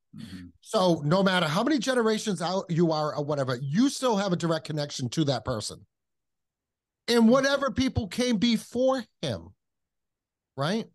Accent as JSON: {"language": "English", "region": "Kentucky", "country": "United States", "tie": "born or raised there", "said": "took her back to Kentucky and that's why I was born in Kentucky."}